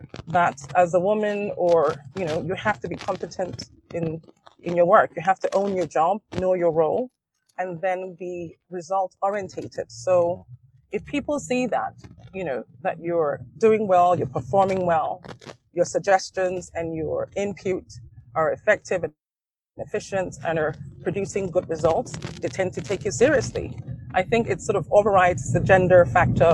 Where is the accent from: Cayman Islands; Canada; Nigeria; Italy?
Nigeria; being Nigerian